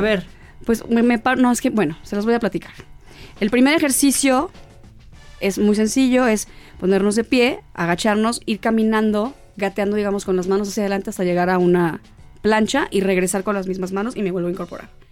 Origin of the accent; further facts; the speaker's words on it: Guasave, Sinaloa, Mexico; Soy de Guasave, Sinaloa